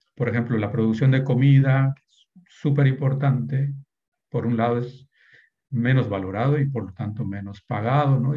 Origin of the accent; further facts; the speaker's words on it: Yucatán Peninsula, Mexico; moved away; also born or lived in Netherlands / Germany; Yo soy originario de las comunidades mayas de la península de Yucatán